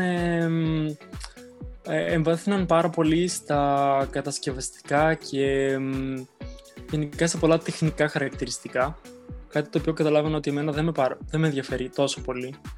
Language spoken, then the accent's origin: Greek; Thessaloniki, Central Macedonia, Greece; moved away as an adult; now in Moscow, Russia; από Θεσσαλονίκη είμαι, ε, από ένα προάστιο της Θεσσαλονίκη στην ΕΡΕΔΕΣΤΟ. Μάλλον πιο πολλοί θα ξέρουν τη Θέρμη, εκεί κοντά είναι.